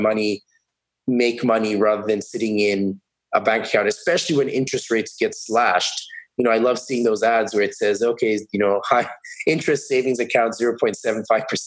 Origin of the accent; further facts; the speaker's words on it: Kenya; moved away as an adult; now in Canada; I'm actually from Kenya. So I'm a Canadian permanent resident now, soon to be a citizen